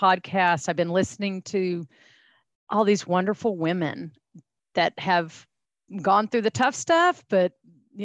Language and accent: English; Texas, United States; accent: Texan; I am a fifth generation Texan. You and I have laughed about my accent. That's where it comes from